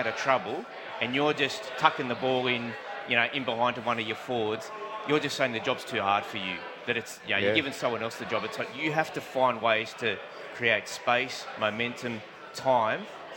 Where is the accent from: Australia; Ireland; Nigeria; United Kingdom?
Australia; Merrylands, New South Wales; I grew up in Merrylands.